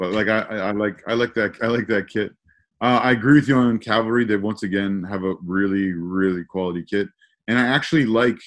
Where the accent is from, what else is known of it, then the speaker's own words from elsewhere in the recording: York Region, Ontario, Canada; I spent a significant part of my life living and growing up in the York region, my formative middle school and high school years